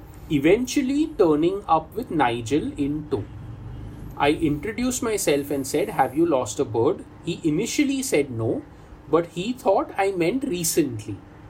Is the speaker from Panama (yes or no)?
yes; Panama; And I'm from Panama.